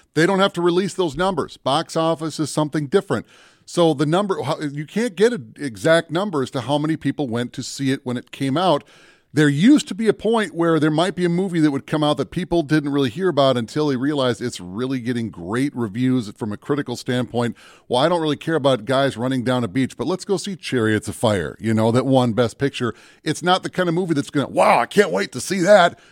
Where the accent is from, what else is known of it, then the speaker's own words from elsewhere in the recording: Minnesota, United States; they filmed that in my hometown